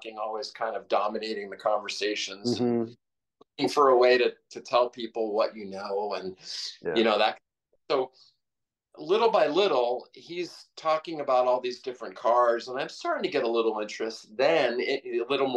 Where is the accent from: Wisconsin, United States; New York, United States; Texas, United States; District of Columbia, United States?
District of Columbia, United States; Washington; moved away; I grew up in Washington, D.C.